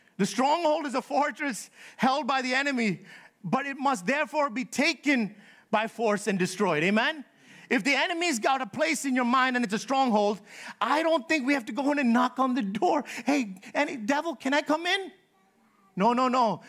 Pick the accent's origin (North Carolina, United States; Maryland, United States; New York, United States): New York, United States; Born and raised in New York all my life.